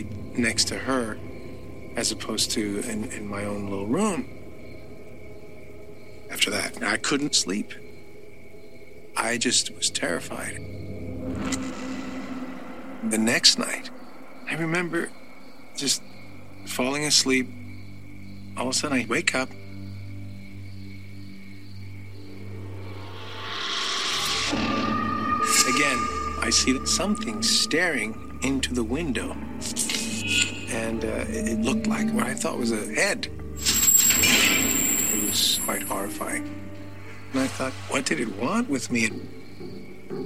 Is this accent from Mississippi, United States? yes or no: no; New York City, New York, United States; As a kid growing up in the Bronx with my mom